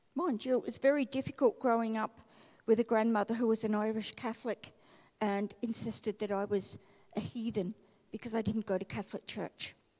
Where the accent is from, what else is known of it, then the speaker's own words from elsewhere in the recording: Melbourne, Victoria, Australia; growing up in Melbourne and being a chronic asthmatic and a very skinny, tiny child